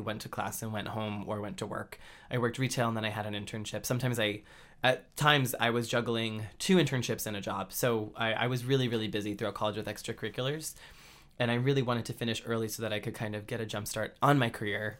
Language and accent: English; Andover, Massachusetts, United States; moved away as an adult; in my hometown of Andover, Massachusetts.